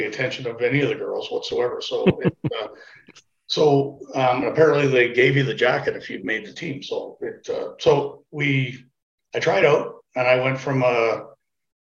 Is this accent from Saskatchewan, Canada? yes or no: yes; Regina, Saskatchewan, Canada; I grew up in North Regina